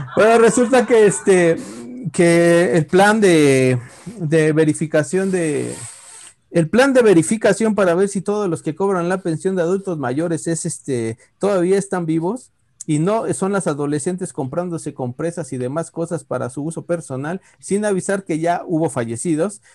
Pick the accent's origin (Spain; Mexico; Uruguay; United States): Mexico